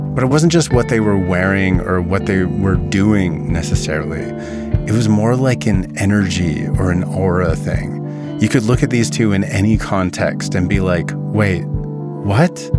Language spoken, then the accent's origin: English; Vernon, British Columbia, Canada; You need to know about my hometown. Vernon is located in the Okanagan, a region in the interior of British Columbia